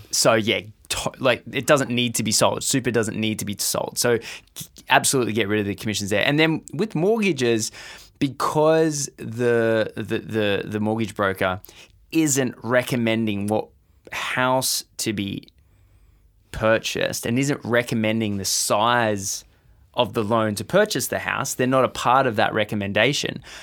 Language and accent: English; Australia; as an Australian